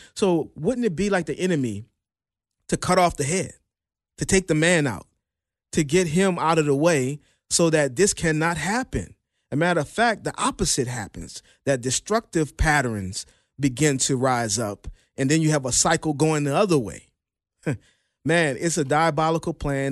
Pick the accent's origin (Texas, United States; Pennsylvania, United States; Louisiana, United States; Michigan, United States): Louisiana, United States; New Orleans; my hometown, New Orleans